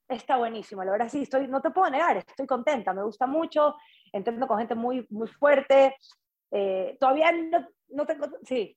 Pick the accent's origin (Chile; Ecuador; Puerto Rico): Ecuador; moved away as an adult; also born or lived in Quito; soy de la costa de Ecuador